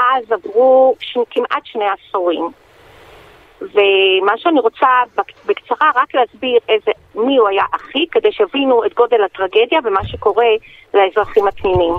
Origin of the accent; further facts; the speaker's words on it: Haifa, Haifa District, Israel; משפחה חיפאית מכמה דורות